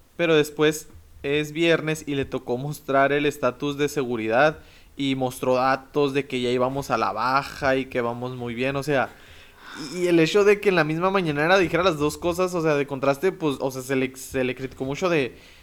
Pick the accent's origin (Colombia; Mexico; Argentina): Mexico; nosotros somos mexicanos